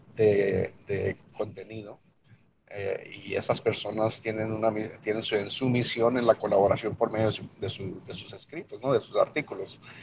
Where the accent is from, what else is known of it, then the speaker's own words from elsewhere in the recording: El Paso, Texas, United States; first language Spanish; also born or lived in Mexico; crecí en El Paso, Texas, pero nací yo en México. Llegamos a los Estados Unidos, ah, llegamos a los Estados Unidos en el 75, cuando ya era un, jovencito, un niño